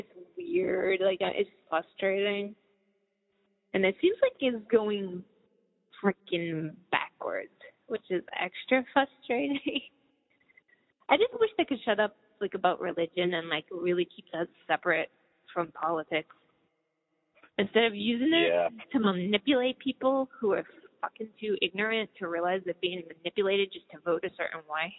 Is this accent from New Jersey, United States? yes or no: no; Boston, Massachusetts, United States; also born or lived in West Coast; I was born on the East Coast, like, Boston, grew up there, and then I went to the West Coast, lived a long time there